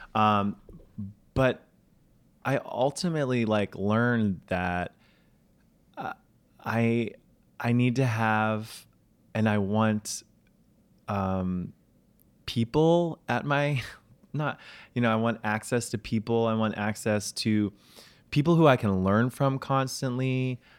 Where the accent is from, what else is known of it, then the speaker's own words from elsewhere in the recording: New York City, New York, United States; also born or lived in Charleston, South Carolina; I'm a New Yorker.